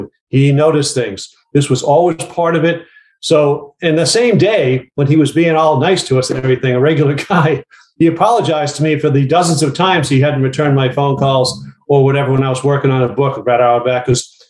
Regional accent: New England, United States; Well, I mean, I grew up in New England. I grew up playing basketball.

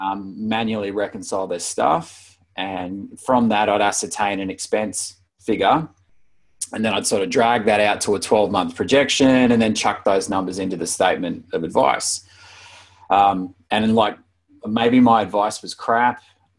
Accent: Brisbane, Queensland, Australia; also born or lived in Wollongong / Sydney; now in Melbourne, Australia; I was born in Brisbane and grew up in Brisbane until I was about 10, and then was in the Gong from 10 to 23. Sydney for about 3 or 4 years, and Melbourne for about 11 or 12 now.

